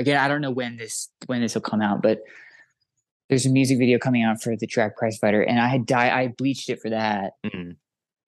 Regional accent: Idaho, United States; I'm from Idaho

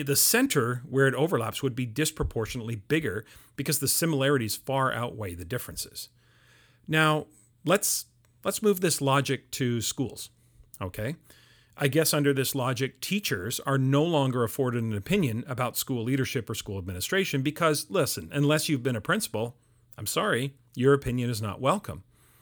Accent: Canada; I'm Canadian

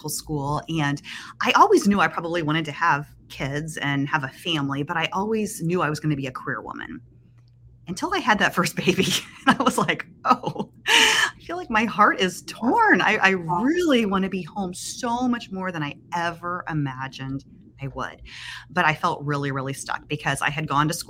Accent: Springfield, Ohio, United States; I am from Springfield, Ohio

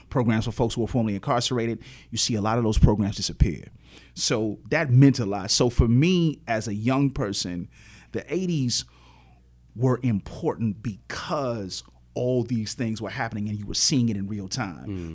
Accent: Chicago, Illinois, United States; born and raised in Chicago on the south side of the city, grew up on eighty-seventh Street

